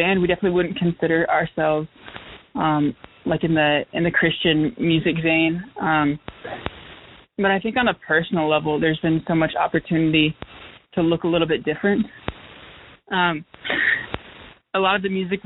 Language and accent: English; Raleigh, North Carolina, United States; moved away as an adult; now in Greensboro, United States; Growing up in Raleigh, there was a ton of, like, bakeries and coffee shops